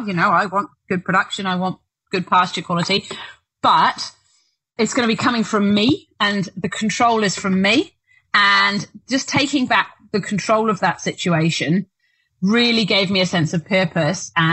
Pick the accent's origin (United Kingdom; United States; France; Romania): United Kingdom; now in Duntroon, New Zealand; I'm British, so we do have that sort of reservedness